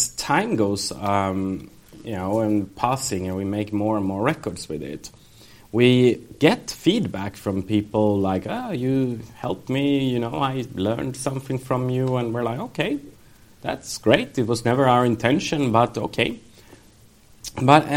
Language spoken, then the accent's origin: English; Sweden; when we grew up in Sweden, so we studied Second World War